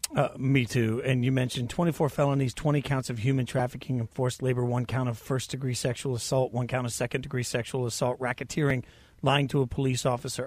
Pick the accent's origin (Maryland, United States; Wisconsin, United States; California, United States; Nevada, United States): Nevada, United States; Las Vegas; also born or lived in Nashville; I'm also from Vegas